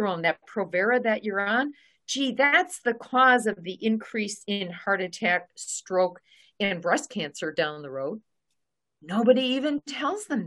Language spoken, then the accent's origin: English; Milwaukee, Wisconsin, United States; I'm from the Milwaukee area